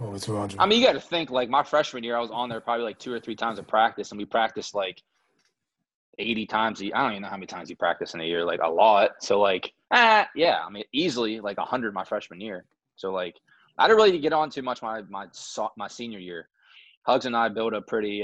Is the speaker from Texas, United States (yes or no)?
no; Moundsville, West Virginia, United States; I take pride in being from Moundsville. I mean, small town